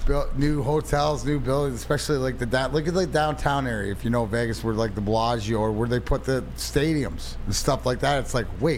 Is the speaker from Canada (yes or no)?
yes; Canada; now in Detroit, United States; Remember, I'm Canadian